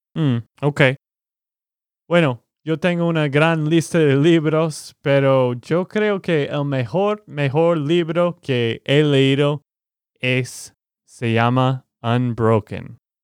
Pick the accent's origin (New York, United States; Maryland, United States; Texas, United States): Texas, United States; Spanish is a second language; also born or lived in Boston; de Texas, Estados Unidos